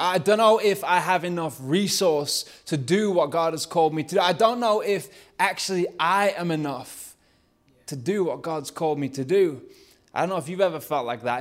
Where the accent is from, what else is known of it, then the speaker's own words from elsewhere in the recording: Lancashire, North West England, United Kingdom; accent: Lancashire; my Lancashire accent